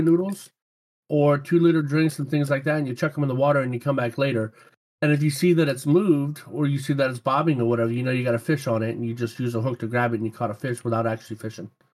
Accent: Louisiana, United States; moved away; I grew up in Louisiana and I actually used to hunt gators with my grandpa

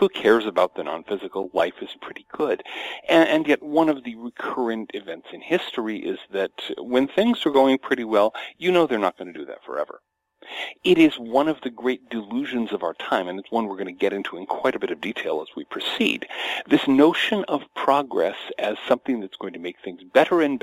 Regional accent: United States; Born and raised in American suburbia

